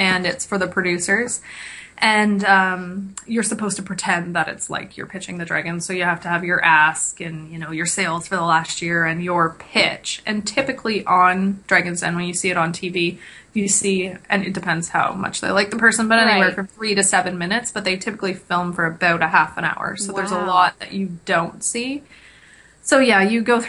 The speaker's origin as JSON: {"language": "English", "town": "Kingston", "region": "Ontario", "country": "Canada", "lives_now": "Ottawa, Canada", "said": "I'm from Kingston"}